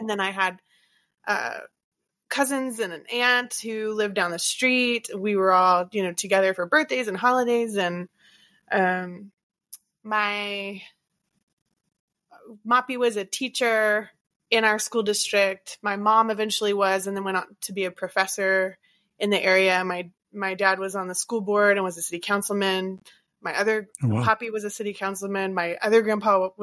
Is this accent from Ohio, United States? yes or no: no; Port Arthur, Texas, United States; also born or lived in Round Rock, Texas; I'm from the Golden Triangle area of Southeast Texas. So between Beaumont, Port Arthur, and Orange. And so I was born in Port Arthur and lived in the area except for that year or so.